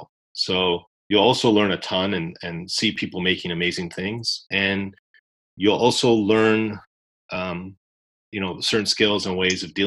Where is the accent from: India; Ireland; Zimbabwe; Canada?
Canada; I'm Canadian.